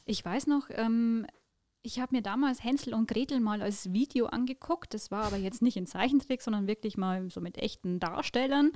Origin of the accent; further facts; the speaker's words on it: Wiesau, Bavaria, Germany; also born or lived in Mitterteich; ich bin in Wiesau im Landkreis Tirschenreuth aufgewachsen